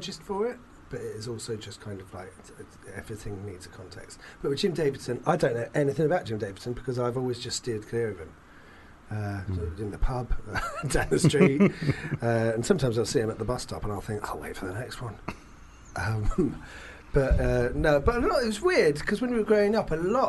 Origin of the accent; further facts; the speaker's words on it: London, United Kingdom; I was brought up in London